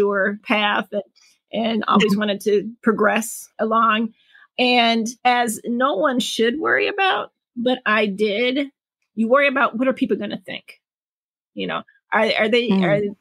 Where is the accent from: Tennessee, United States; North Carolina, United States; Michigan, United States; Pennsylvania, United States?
Michigan, United States; Detroit; moved away as an adult; also born or lived in Chicago; now in New York City, United States; born and raised in Detroit, Michigan.